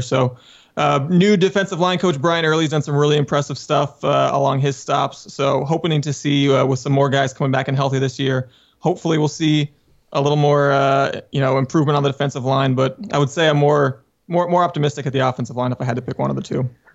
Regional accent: Southern California, United States; I, I grew up in Southern California

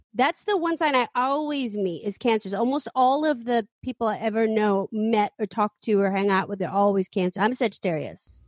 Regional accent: San Francisco, California, United States; I grew up in San Francisco

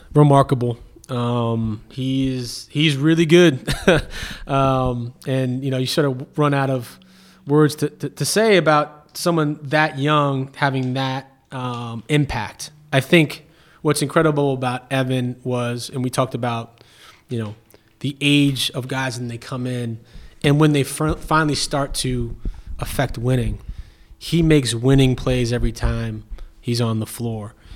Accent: New York City, New York, United States; moved away as an adult; now in Cleveland, United States; being born and raised in Brooklyn is certainly who I am and, and where I'm from

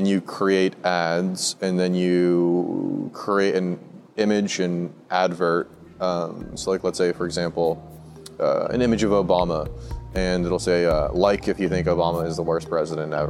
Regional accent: Bay Area, California, United States; also born or lived in Marin County; now in Napa, United States; I grew up in Bay Area

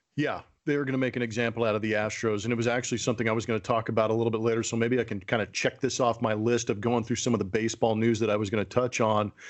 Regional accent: California, United States; growing up in California

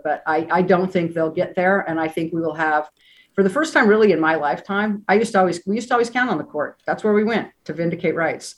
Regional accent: Utah, United States; moved away as an adult; now in San Francisco, United States; growing up in Utah

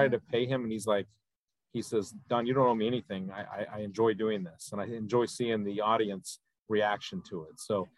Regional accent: Ohio, United States; I decided to ETS and I came back to my hometown of Ohio in the mid to late 90s

